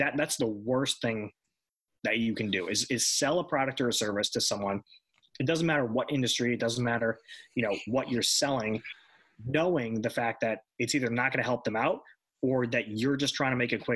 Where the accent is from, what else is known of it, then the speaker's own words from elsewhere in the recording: New York, United States; born there; you know, I was born in New York